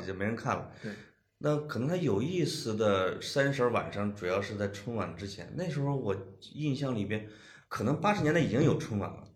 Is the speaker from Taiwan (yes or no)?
no; Henan, China; 我们河南话